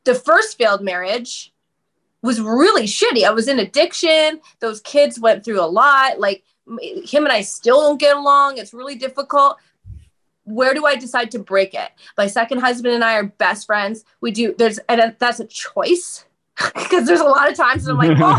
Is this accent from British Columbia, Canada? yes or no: yes; Vancouver, British Columbia, Canada; I'm from Canada, right? So I'm from Vancouver.